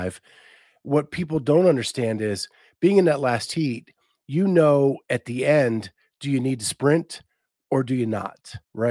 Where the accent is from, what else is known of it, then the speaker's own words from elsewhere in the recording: outside of Pittsburgh, Pennsylvania, United States; I grew up outside of Pittsburgh